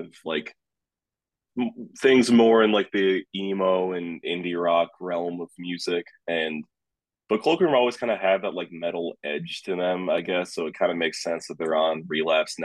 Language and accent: English; upstate New York, United States; I'm from upstate New York